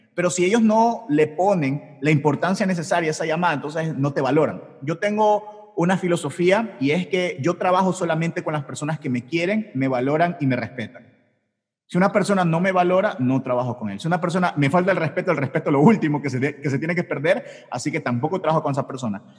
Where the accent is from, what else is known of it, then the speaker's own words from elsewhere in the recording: Ecuador; Yo soy de Ecuador